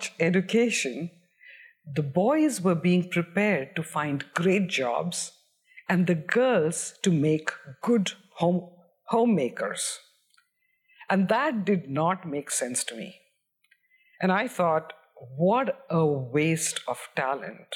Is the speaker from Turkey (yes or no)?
no; Bihar, India; moved away; I grew up in Bihar in India